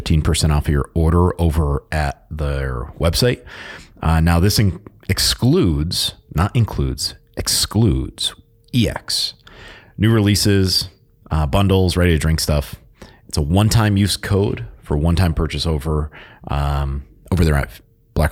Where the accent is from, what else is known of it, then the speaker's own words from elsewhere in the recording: Connecticut, United States; I grew up in Connecticut